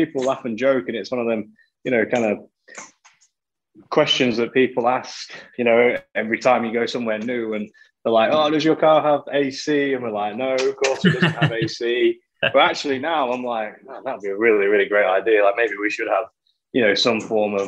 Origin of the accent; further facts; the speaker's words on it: Lincoln, East Midlands, United Kingdom; moved away; Lincoln, my hometown, is a, you know, pretty small city, you know, with inside the UK